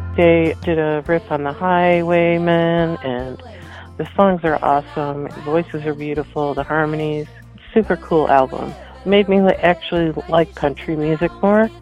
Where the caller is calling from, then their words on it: Willowbrook, Illinois, United States; I'm calling from Willowbrook